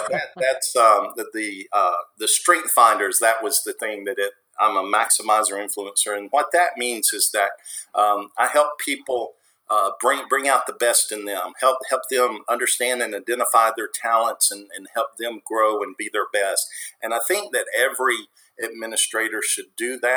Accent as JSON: {"language": "English", "region": "the South", "country": "United States", "said": "I'll say y'all since I'm from the South"}